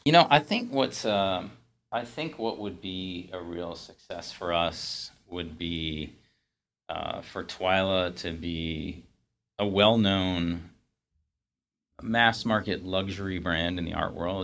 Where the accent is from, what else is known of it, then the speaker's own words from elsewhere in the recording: New England, United States; I grew up in New England